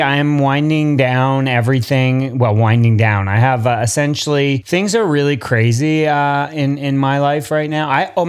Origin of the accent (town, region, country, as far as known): Montreal, Quebec, Canada; born or raised there; moved away